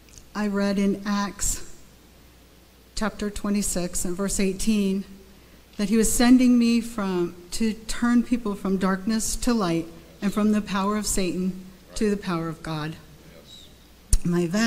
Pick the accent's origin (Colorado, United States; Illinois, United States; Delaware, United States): Delaware, United States; Dover; I'm from the East Coast, Dover, Delaware.